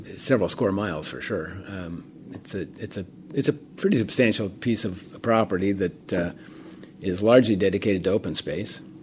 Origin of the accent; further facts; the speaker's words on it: Portola Valley, California, United States; I actually grew up in town